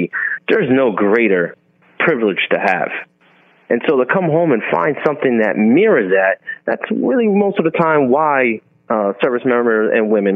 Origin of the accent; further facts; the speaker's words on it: United States; as an American serving war